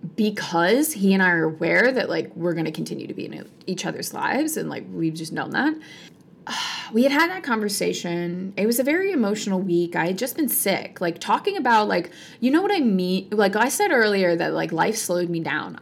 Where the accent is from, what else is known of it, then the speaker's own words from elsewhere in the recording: Virginia, United States; moved away; also born or lived in Michigan; my hometown in Virginia